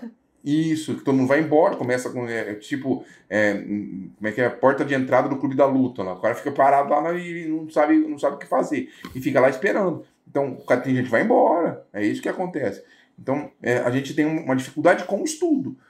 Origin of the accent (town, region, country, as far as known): Brazil